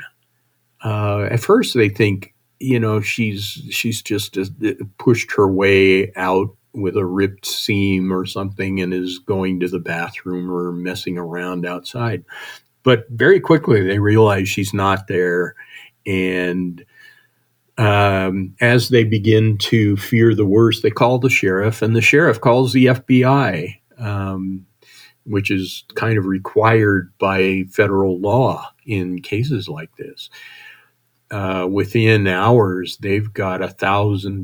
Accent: Wyoming, United States; I grew up in Wyoming

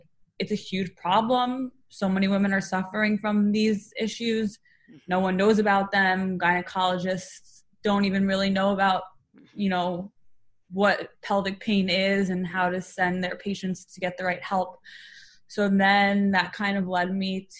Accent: New York, United States; I live in New York. I'm from New York

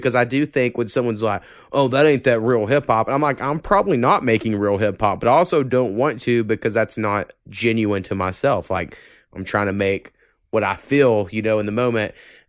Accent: Oklahoma, United States; when I grew up in Oklahoma

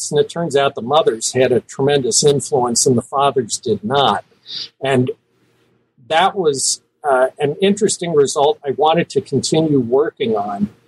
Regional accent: Cincinnati, Ohio, United States; I was born in Cincinnati, Ohio.

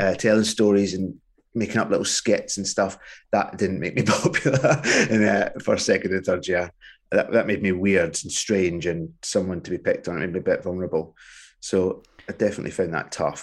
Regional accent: Hamilton, Scotland, United Kingdom; moved away as an adult; also born or lived in Cumbernauld / Liverpool; now in London, United Kingdom; we moved to another suburb called Hamilton, which is just outside, yeah, Glasgow, and that feels like my hometown more because that was, uh, my adolescence and formative years

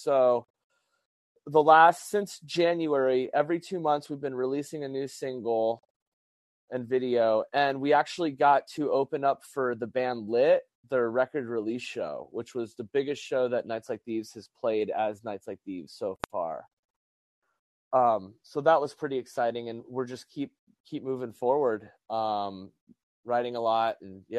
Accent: Albuquerque, New Mexico, United States; also born or lived in San Diego; I had a band in New Mexico, and because I came from Albuquerque, New Mexico to San Diego

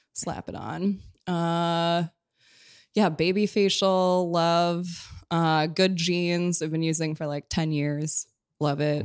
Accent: Minneapolis, Minnesota, United States; now in New York, United States; I'm from Minneapolis

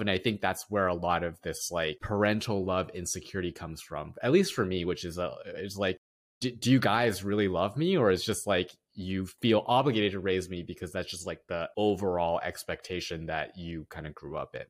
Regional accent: United States; growing up as a first generation Asian American

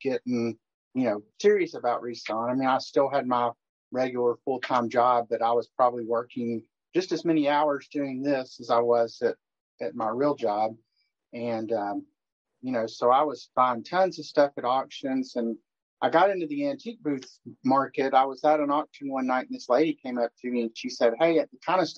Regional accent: Knoxville, Tennessee, United States; I grew up in Knoxville

